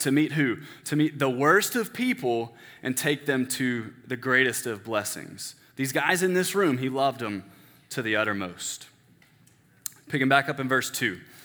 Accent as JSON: {"language": "English", "town": "Denton", "region": "Texas", "country": "United States", "tie": "born or raised there", "said": "I grew up in First Baptist Church, Denton"}